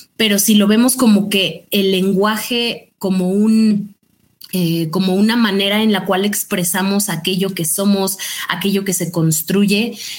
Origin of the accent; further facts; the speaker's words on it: Mexico; como mexicano